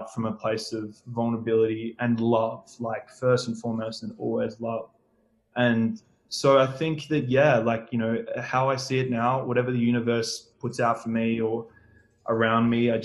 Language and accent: English; Perth, Western Australia, Australia; I'm a Perth boy, so I've grown up here my entire life. I grew up in Greenwood, a little northern suburb